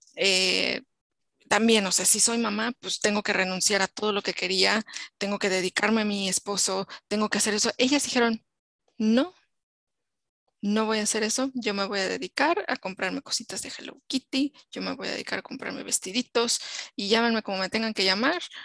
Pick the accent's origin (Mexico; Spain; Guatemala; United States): Mexico; como mujer mexicana, que he vivido en México muchos años